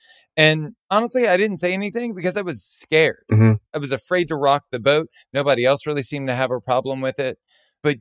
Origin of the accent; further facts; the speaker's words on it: Baton Rouge, Louisiana, United States; I was born and raised in Baton Rouge, Louisiana